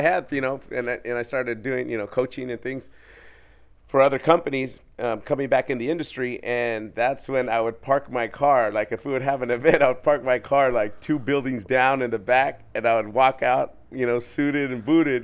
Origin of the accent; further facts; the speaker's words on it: Orange County, California, United States; I'm from Orange County, California, and you know, growing up in a um, gang challenged neighborhood